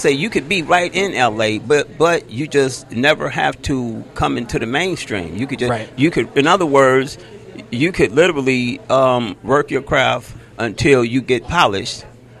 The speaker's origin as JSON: {"language": "English", "town": "Detroit", "region": "Michigan", "country": "United States", "also_born_or_lived": "Royal Oak, Michigan", "moved": "as an adult", "lives_now": "Los Angeles, United States", "said": "I'm from Detroit."}